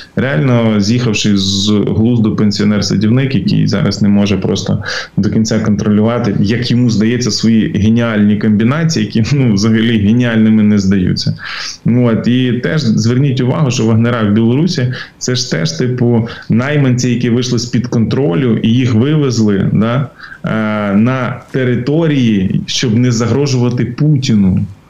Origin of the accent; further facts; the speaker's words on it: Ukraine; для нас, українців